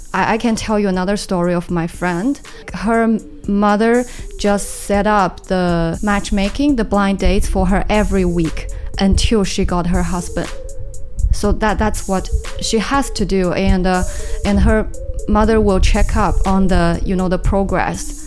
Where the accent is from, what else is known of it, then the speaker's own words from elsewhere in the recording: Suzhou, Jiangsu, China; English is a second language; moved away as an adult; also born or lived in Melbourne, Australia; now in Shanghai, China; My hometown is to the south